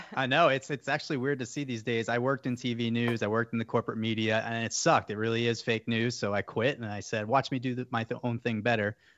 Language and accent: English; New York, United States; also born or lived in Fort Myers, Florida; now in Florida, United States; I'm actually a New Yorker